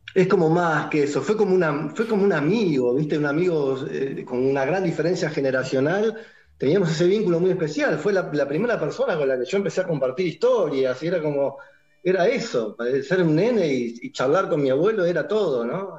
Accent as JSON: {"language": "Spanish", "area": "Mataderos", "region": "Buenos Aires", "country": "Argentina", "said": "soy originalmente de Mataderos"}